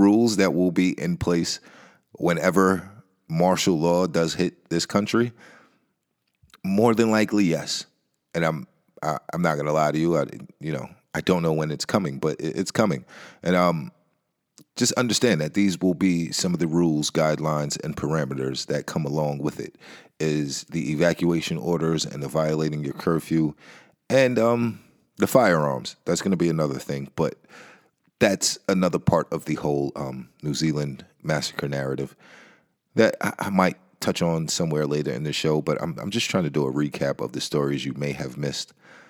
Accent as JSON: {"language": "English", "region": "Nebraska", "country": "United States", "tie": "born there", "said": "just understand that I was born in Nebraska. So I've never been back."}